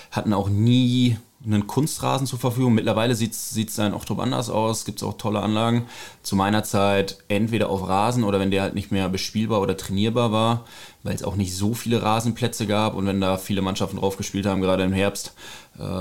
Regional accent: Ochtrup, North Rhine-Westphalia, Germany; moved away as an adult; nach der Schulzeit bin ich aus Ochtrup weggezogen

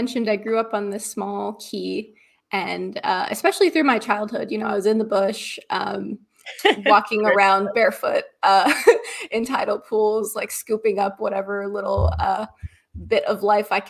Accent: Great Guana Cay, Abaco, Bahamas; now in Halifax, Canada; I grew up in Abaco on a little key called Great Guanaki.

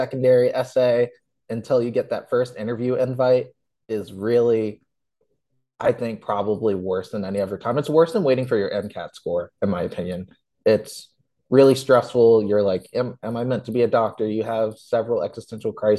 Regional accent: Virginia, United States; I was born and raised here

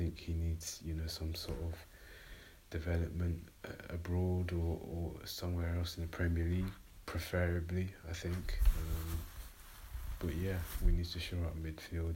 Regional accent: London, United Kingdom; I'm from North London

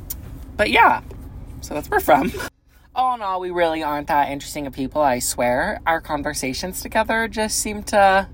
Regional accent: Boise, Idaho, United States; We are from Boise, Idaho

